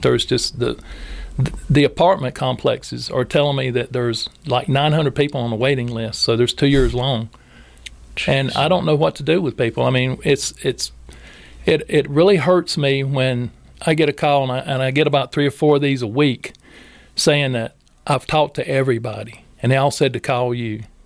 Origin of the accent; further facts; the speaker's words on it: Robbins, North Carolina, United States; I grew up in Robbins